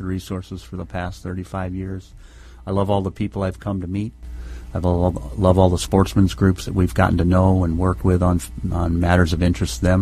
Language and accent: English; Virginia, United States; moved away as an adult; also born or lived in South Dakota; now in Minnesota, United States; I grew up in the state of Virginia